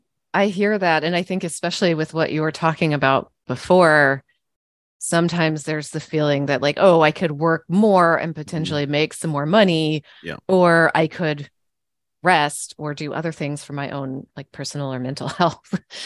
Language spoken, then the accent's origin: English; Kentucky, United States; I grew up in Kentucky, and, you know, college basketball there is like, life.